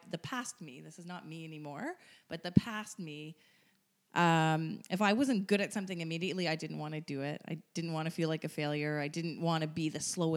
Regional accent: Ottawa, Ontario, Canada; I'm from Ottawa

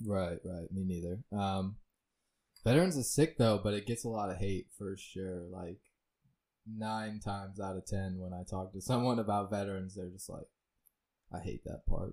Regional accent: Lehigh Acres, Florida, United States; also born or lived in Fort Myers, Florida; I grew up in Lehigh.

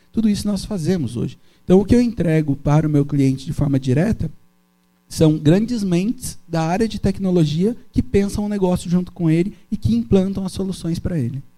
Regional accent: Brazil; also born or lived in Brasília; eu sou nascido em Itagaçaba

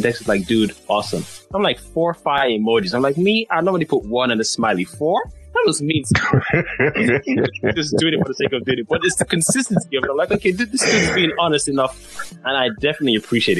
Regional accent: Nigeria; accent: Nigerian; my natural Nigerian accent

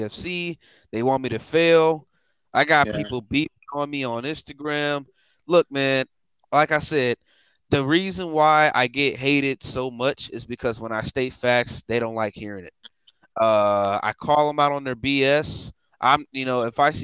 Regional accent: Chicago, Illinois, United States; I'm black. I'm from Chicago. That's where I'm from

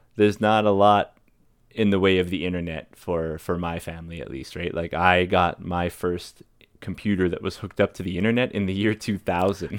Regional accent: Fort McMurray, Alberta, Canada; I grew up in Fort McMurray

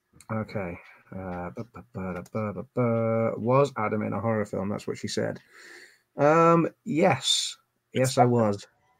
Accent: England, United Kingdom; Sorry for being so English.

